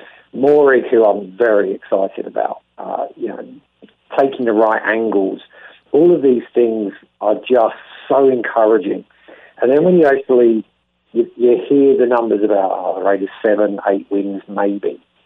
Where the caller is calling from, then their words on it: Australia; obviously I'm talking from Australia